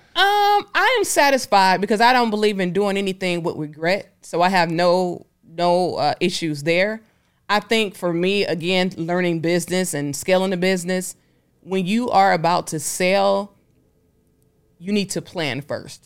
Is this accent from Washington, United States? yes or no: no; Detroit, Michigan, United States; I'm from Detroit